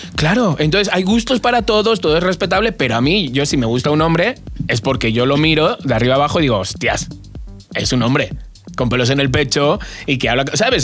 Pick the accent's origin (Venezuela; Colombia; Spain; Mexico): Spain; Alcobendas, Community of Madrid; moved away; de Alcobendas también, de mi pueblo